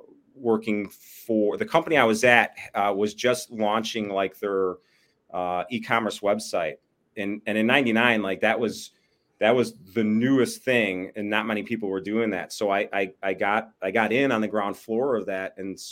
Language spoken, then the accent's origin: English; Bensenville, Illinois, United States; Chicago burbs. So Bensonville, which is literally like a stone's throw from O'Hare, and across from O'Hare is pretty much Chicago.